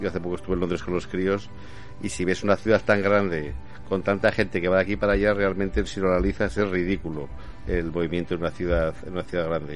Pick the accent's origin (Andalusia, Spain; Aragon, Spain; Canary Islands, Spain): Aragon, Spain; Zaragoza; Yo soy de Zaragoza.